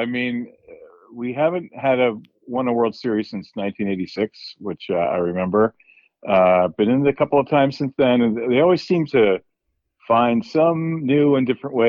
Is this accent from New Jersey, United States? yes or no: yes; New Jersey, United States; now in Los Angeles, United States; I grew up in New Jersey, but I live in Los Angeles now.